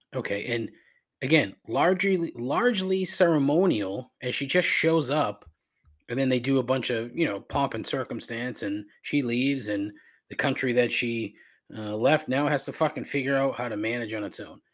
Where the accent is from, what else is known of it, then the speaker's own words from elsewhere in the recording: United States; as an American